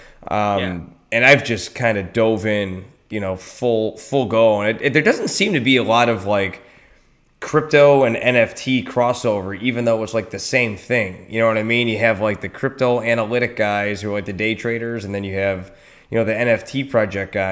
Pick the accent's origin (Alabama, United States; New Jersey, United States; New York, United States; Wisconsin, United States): New York, United States; Buffalo; moved away; I'm originally from Buffalo too